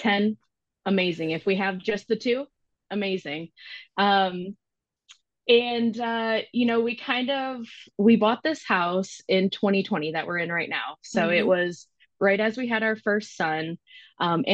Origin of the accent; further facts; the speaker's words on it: Michigan, United States; moved away as an adult; now in Knoxville, United States; I do currently live in Knoxville, Tennessee in the U.S. I am originally from Michigan.